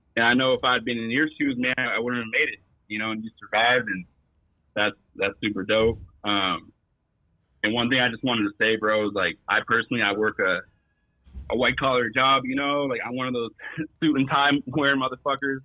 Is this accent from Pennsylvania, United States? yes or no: no; East Bay, California, United States; I'm from the East Bay